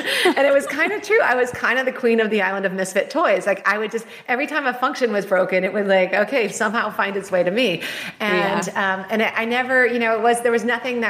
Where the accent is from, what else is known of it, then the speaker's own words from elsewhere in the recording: California, United States; I'm a California girl.